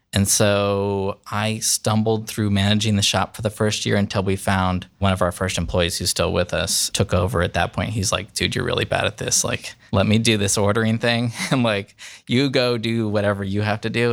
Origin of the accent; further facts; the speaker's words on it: the Bay Area, Northern California, United States; now in Columbus, United States; I was born in California, grew up there